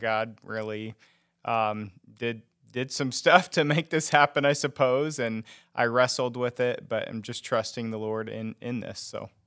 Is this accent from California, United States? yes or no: no; Rose Hill, Kansas, United States; I grew up in, uh, actually Rose Hill, um, is the town I grew up